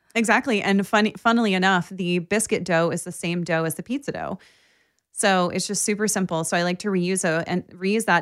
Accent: Baltimore, Maryland, United States; I grew up in Baltimore

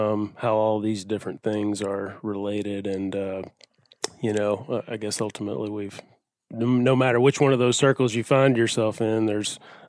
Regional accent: the Delta, East Arkansas, United States; I grew up very much a traditional Arkansas upbringing. I'm from East Arkansas in the Delta, and I grew up hunting and fishing over there with my dad.

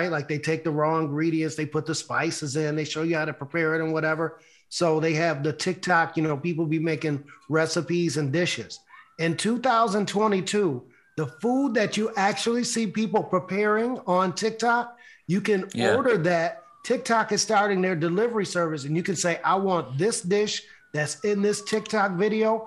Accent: Buffalo, New York, United States; my hometown, Buffalo, New York

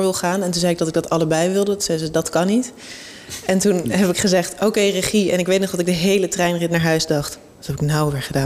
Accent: Amsterdam, North Holland, Netherlands; ik ben in Amsterdam opgegroeid

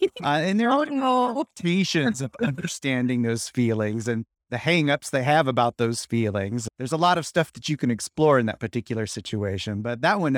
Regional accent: California, United States; also born or lived in New York; I'm from California, yeah.

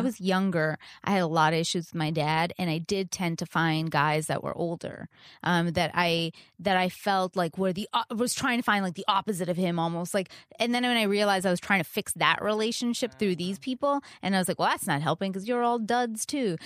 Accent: Canada; I'm Canadian

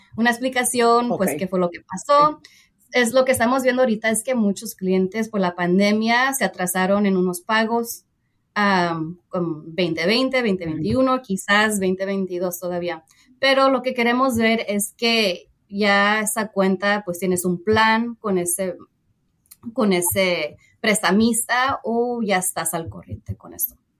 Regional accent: San Jose, California, United States; nací y pues crecí en San José, California, en el área de la Bahía

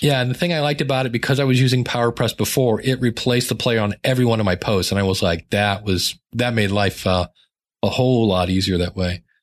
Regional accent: Akron, Ohio, United States; growing up in Akron

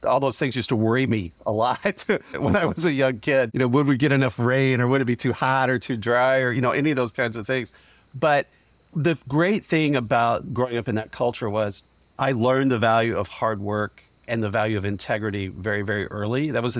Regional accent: Kentucky, United States; I grew up very humbly in Western Kentucky on a working family farm.

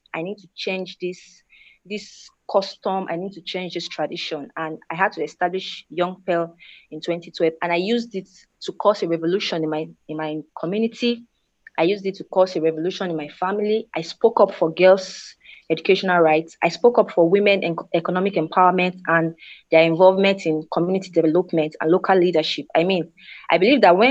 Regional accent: Nigeria; as a girl growing up in Nigeria

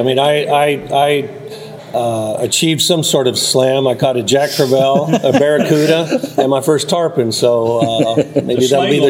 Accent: Mexico; also born or lived in Latin America; now in Austin, United States; I'm from Austin, Texas. I came down hired by the Outfitters to document this trip, and it's been an incredible adventure. I grew up in Mexico

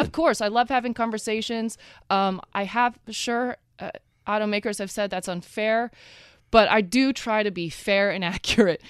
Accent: Oregon, United States; moved away; also born or lived in Texas; I'm originally from the West Coast.

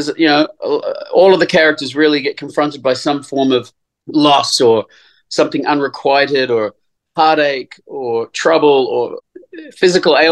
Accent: New Zealand; I grew up in New Zealand

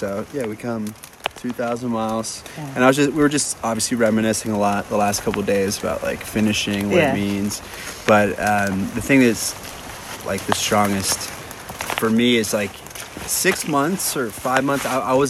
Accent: Los Angeles, California, United States; I'm from Los Angeles.

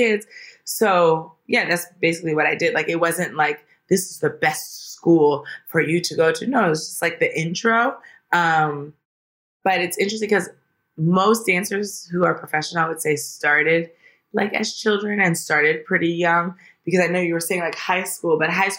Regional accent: Washington, District of Columbia, United States; moved away as an adult; now in Los Angeles, United States; In Washington, D.C., in D.C. proper.

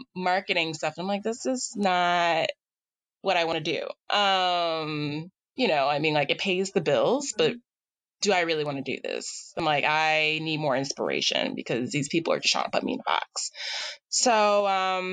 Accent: New York City, New York, United States; moved away; also born or lived in Boston; I was born and raised in Staten Island, New York

